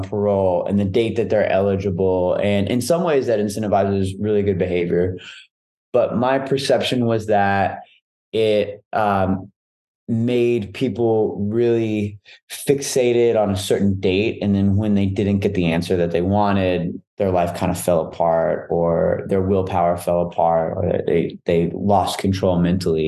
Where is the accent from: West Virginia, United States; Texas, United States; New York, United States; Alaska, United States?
Texas, United States; Dallas; I'm from Dallas, all around Dallas